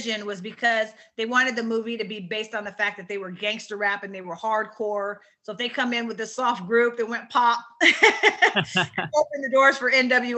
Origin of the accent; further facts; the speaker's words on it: Rialto, California, United States; we're from Rialto, California, in the Empire